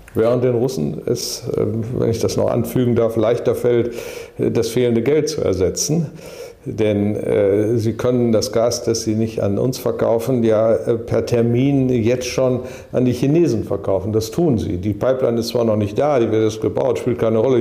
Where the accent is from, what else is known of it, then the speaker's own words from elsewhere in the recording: Germany; wir sind aus Deutschland